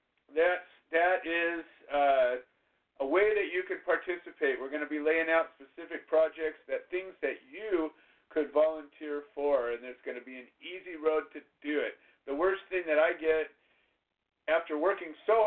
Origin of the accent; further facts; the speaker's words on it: Orange County, California, United States; I grew up in Orange County. I know Orange County well